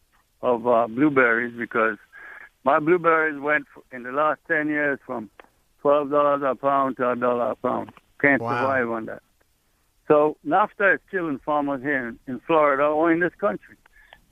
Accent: Trinidad & Tobago; moved away as an adult; now in United States; in Trinidad, when I was a kid, we had a president, a prime minister, that stopped all imports

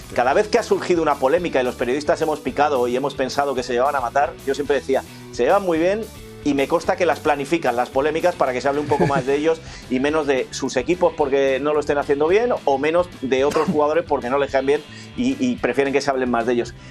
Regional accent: Spain; soy español

